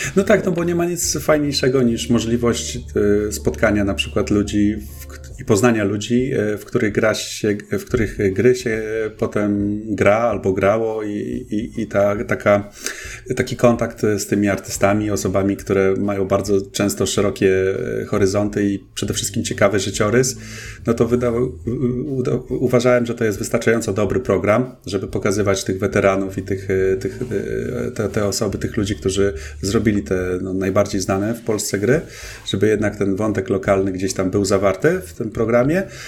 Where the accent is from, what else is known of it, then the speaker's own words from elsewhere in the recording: Olsztyn, Warmian-Masurian Voivodeship, Poland; moved away as an adult; also born or lived in Toruń; pochodzę oryginalnie z Olsztyna i zaraz po maturze, no około wieku tak w wieku 19-20 pewnie lat wyjechałem e, ze swojego rodzinnego miasta.